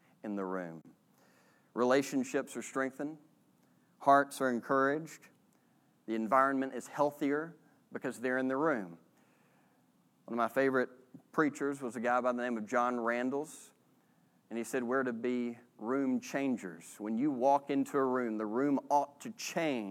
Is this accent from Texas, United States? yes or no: yes; Texas, United States; not only are we American, we're Southerners and we're from Texas